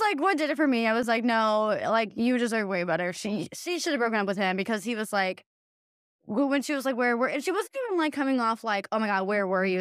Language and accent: English; Hillsboro, Midwest, United States; moved away; also born or lived in the Twin Cities; growing up in Hillsboro